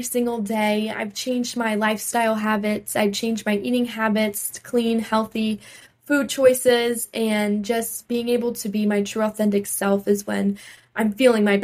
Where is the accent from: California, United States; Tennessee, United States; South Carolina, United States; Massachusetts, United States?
South Carolina, United States; North Myrtle Beach; the city of North Myrtle Beach is my hometown I grew up